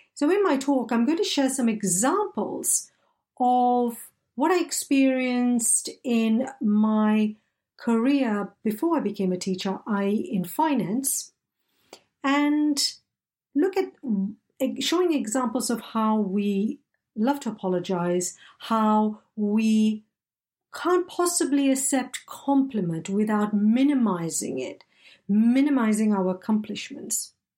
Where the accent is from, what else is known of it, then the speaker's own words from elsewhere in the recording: Malaysia; first language English; I grew up in Malaysia, where I was immersed in diverse languages such as Malay, Tamil, Mandarin, Cantonese, Italian, and of course, English, my first language.